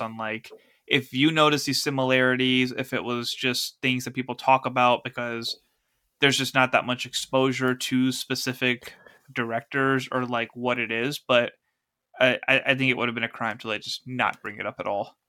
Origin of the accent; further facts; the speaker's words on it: United States; we, as an American audience